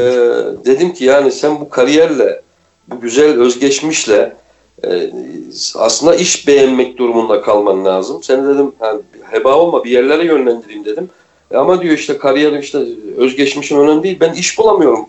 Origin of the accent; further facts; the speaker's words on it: Kayseri Province, Turkey; moved away as an adult; also born or lived in Istanbul; ben Kayseri'de doğdum büyüdüm uzun yıllar İstanbul'da yaşamış olmama rağmen